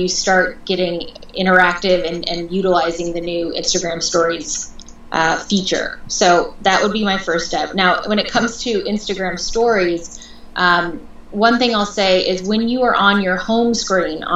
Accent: Portland, Oregon, United States; moved away as an adult; also born or lived in Seattle / Los Angeles; I was born and raised in Portland, Oregon

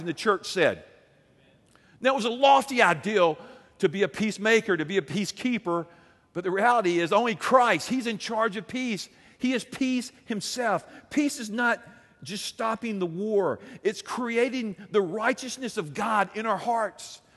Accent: Alabama, United States; I'm from Alabama.

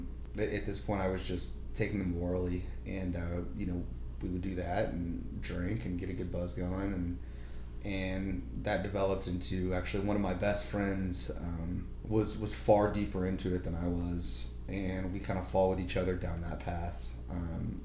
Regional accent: Norman, Oklahoma, United States; I grew up locally here in Norman

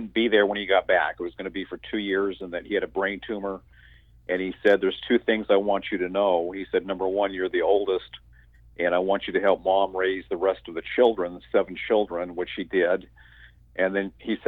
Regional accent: Southeastern Washington State, United States; now in North Carolina, United States; Southeastern Washington State. Most people think that Washington is green and wet. But when you cross the mountains, there's a desert over there and a great big farming area. So I grew up in Washington State

